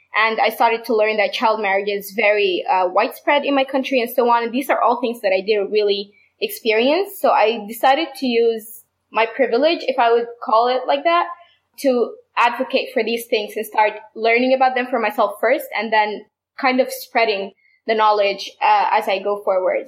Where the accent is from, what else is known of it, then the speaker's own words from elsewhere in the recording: Sudan; I'm from Sudan